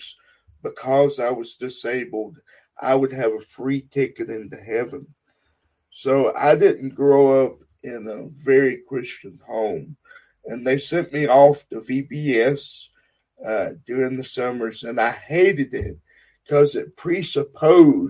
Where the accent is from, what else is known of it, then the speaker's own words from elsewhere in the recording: Texas, United States; now in Utah, United States; I am from Texas, born and raised